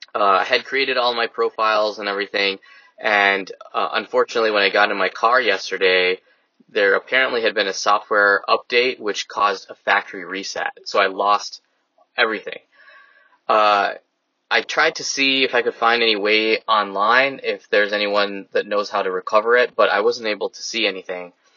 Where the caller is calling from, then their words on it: Naperville, Illinois, United States; from Naperville calling